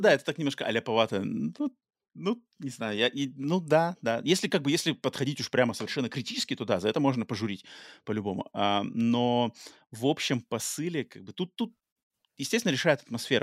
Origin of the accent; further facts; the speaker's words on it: United States; also born or lived in Russia; я живу в Америке, и хотя родился в России, но с, э, в детстве попал в Америку